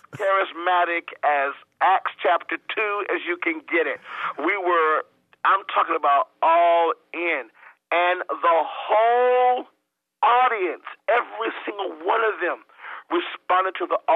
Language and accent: English; Phoenix, Arizona, United States; there in Phoenix, Arizona, where I'm from.